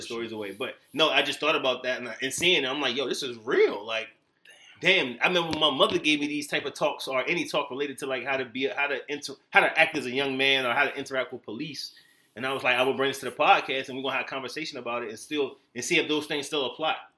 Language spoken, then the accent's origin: English; Virginia Beach, Virginia, United States; moved away; I'm from Virginia Beach, Virginia area